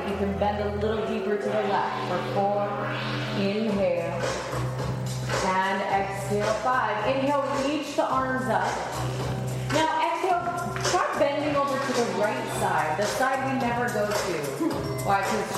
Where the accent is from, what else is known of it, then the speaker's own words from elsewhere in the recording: New Mexico, United States; I grew up in New Mexico